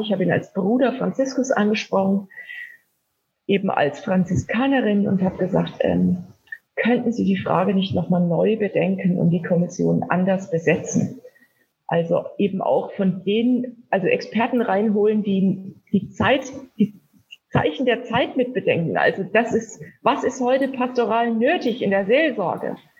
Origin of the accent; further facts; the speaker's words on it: Wilhelmsdorf?, Bavaria, Germany; ich bin äh, in Wilhelmsheim in Unterfranken im Landkreis Kitzingen aufgewachsen